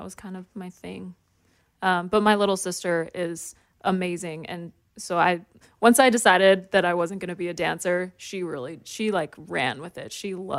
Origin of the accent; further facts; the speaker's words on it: Canada; The most famous person to me?